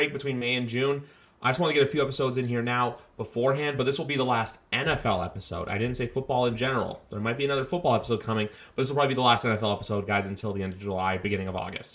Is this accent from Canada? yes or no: yes; Canada; I'm like Canadian